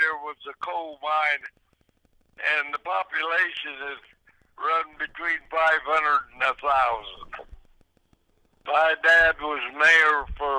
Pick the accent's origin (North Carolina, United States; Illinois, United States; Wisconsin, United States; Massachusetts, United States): Illinois, United States; I grew up middle down Illinois.